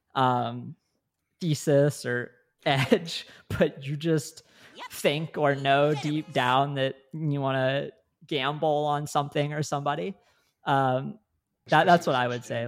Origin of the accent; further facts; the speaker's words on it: Northeast Ohio, United States; I grew up in Northeast Ohio